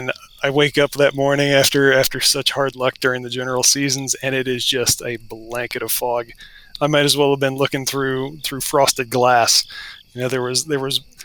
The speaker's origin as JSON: {"language": "English", "region": "Western Virginia", "country": "United States", "tie": "born or raised there", "also_born_or_lived": "Southeast Washington", "moved": "yes", "lives_now": "Washington, United States", "said": "I'm an Appalachian boy. While I might live out in the Pacific Northwest now, my roots are pretty deep in the deciduous forest and Western Virginia. And I grew up in a deer hunting family"}